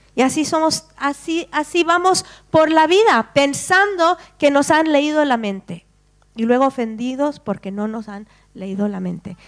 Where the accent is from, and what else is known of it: Spain